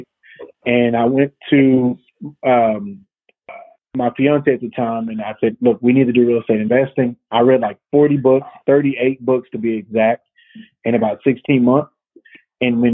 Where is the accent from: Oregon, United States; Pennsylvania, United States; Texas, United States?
Texas, United States; Tyler; born and raised in East Texas, Tyler, Texas.